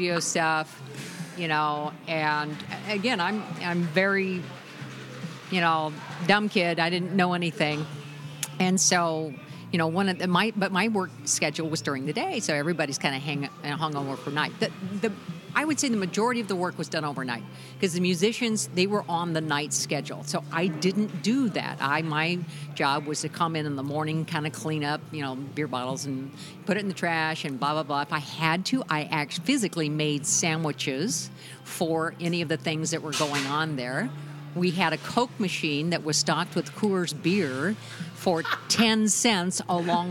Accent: California, United States; I grew up in California

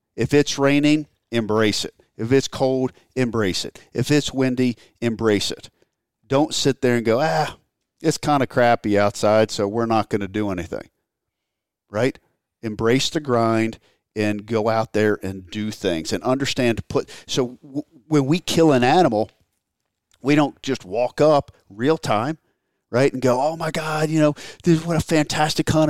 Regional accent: Maryland, United States; I grew up in Maryland

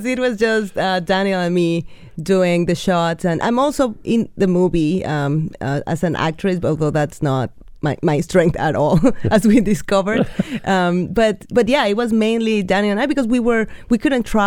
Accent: Mexico; first language Spanish; English is a second language; moved away; we're both from Mexico originally, mm-hmm. so we speak Spanish amongst ourselves

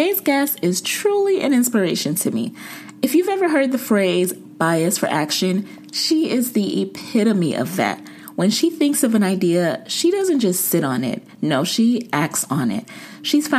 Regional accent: Jamaica; I'm Jamaican

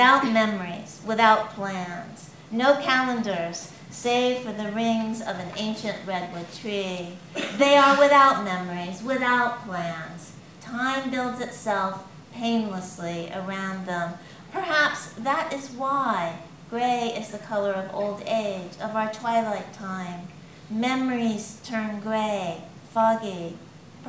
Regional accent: California, United States; now in northern England, United Kingdom; I grew up in California

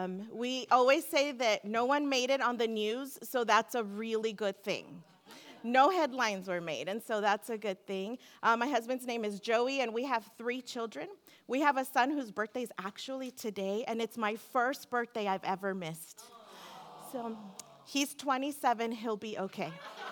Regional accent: Seal Beach, California, United States; I come from Seal Beach, California, where I go to church.

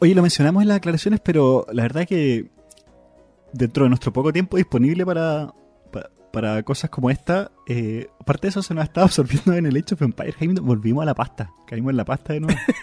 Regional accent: Chile; moved away

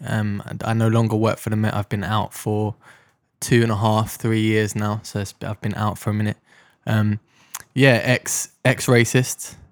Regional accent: London, United Kingdom; I grew up in Deptford in South London

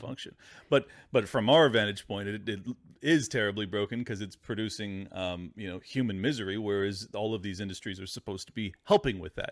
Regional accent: San Diego, California, United States; my hometown of San Diego

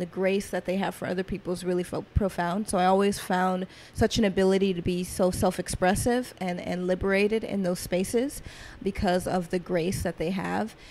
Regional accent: Atlanta, Georgia, United States; growing up in Atlanta, being born in Atlanta, I grew up kind of in trap culture

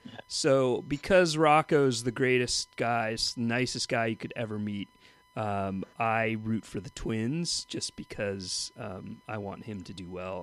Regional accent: Southern California, United States; I grew up in Southern California

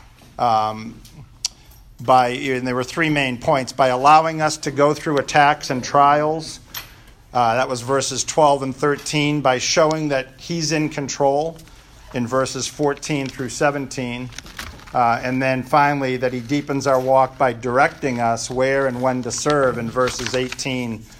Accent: New England, United States; accent: New England; my New England accent

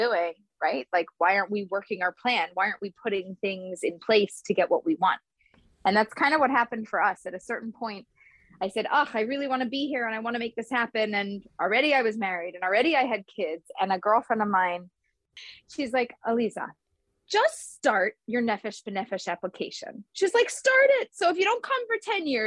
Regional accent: Philadelphia, Pennsylvania, United States; now in Israel; I'm from Philadelphia.

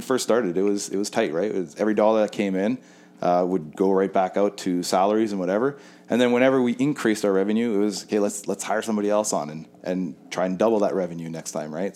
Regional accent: Winnipeg, Manitoba, Canada; I grew up in Winnipeg.

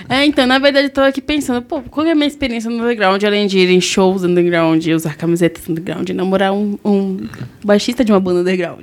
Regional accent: Southeast, Brazil; a gente é do Sudeste

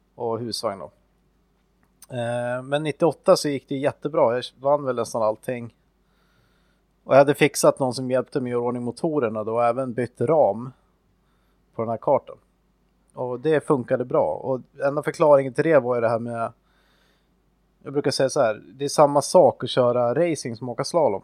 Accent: Östersund, Jämtland, Sweden; i närheten av Östersund då, där jag växte upp

